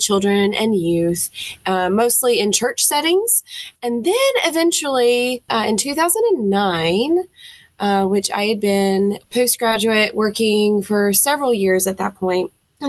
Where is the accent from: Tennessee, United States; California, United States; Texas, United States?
Tennessee, United States; Nashville; accent: Southern; now in Florence, United States; I was born and raised in Nashville, Tennessee